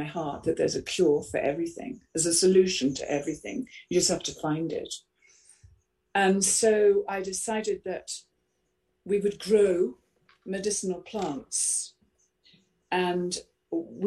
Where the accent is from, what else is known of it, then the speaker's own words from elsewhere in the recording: Rushmere St Andrew, East of England, United Kingdom; I was brought up in Suffolk, in Rushmere, St Andrew